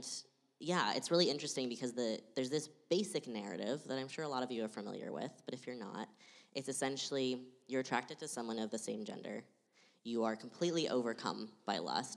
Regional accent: Austin, Texas, United States; now in Portland, United States; I grew up in Austin.

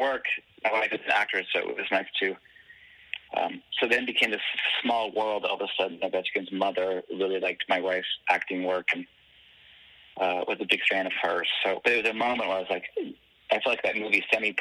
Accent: Washington, District of Columbia, United States; I grew up in Washington, D.C., and when I moved there when I was five

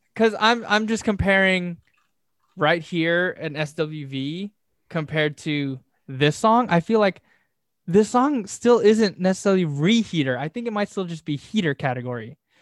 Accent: Southern California, United States; we're from Southern California

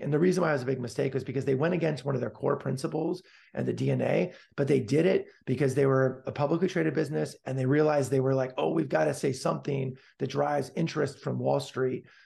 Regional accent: Palo Alto, California, United States; I was born and raised, got hit by the lucky pitch, so to speak, to be born and raised in Palo Alto, California

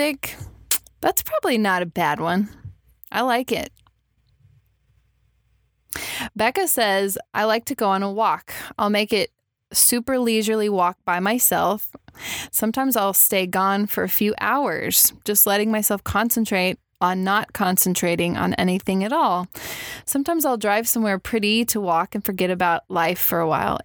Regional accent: Texas, United States; growing up in Texas, there's no way I could escape shooting a gun as a child

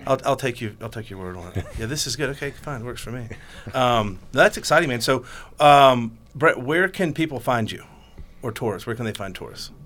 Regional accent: Georgia, United States; I'm from Georgia

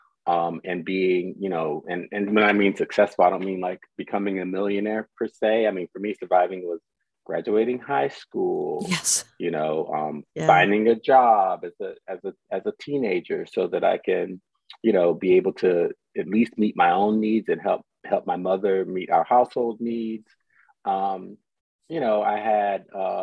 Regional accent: Southeastern North Carolina, United States; born or raised there; also born or lived in Clinton, North Carolina / New Jersey; now in Brooklyn, United States

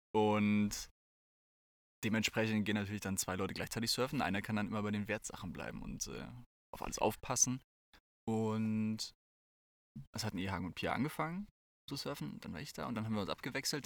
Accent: Hesse, Germany; bei uns in Hessen, irgendwie auch in Nordhessen

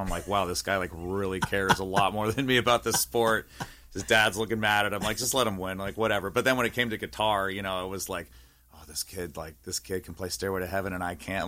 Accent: East Bay, San Francisco Bay Area, California, United States; moved away; also born or lived in Walnut Creek, California; I'm from the Bay Area, so I was born in Walnut Creek, so I grew up in the E-, East Bay, in NorCal

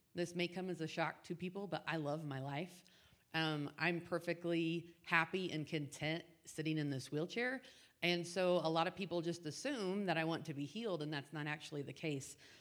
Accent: Indianapolis, Indiana, United States; now in Wyoming, United States; born and raised in Indianapolis

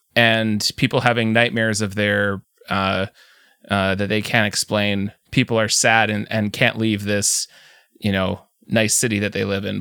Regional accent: Canada; I'm from Canada

